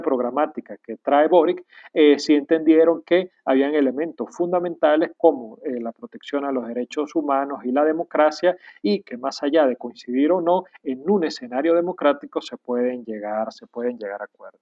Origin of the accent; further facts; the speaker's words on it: Venezuela; Aquí mismo, en mi país, en Venezuela